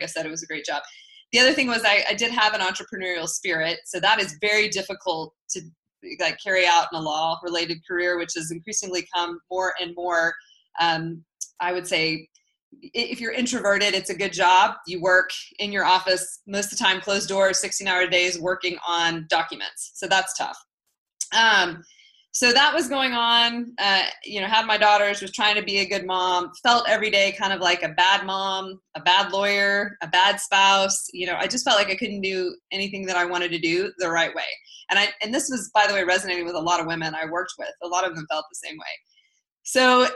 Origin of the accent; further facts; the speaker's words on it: Lubbock, Texas, United States; moved away as an adult; also born or lived in Los Angeles, California; I grew up in the Panhandle in Texas in a city called Lubbock